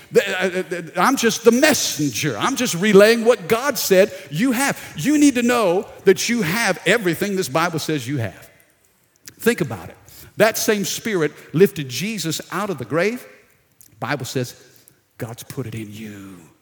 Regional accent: Baton Rouge, Louisiana, United States; I'm down in South Louisiana, Baton Rouge

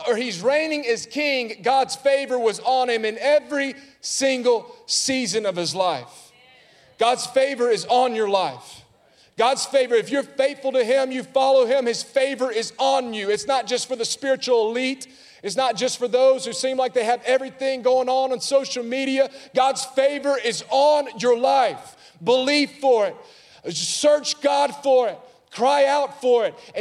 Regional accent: Alabama, United States; I'm from Alabama

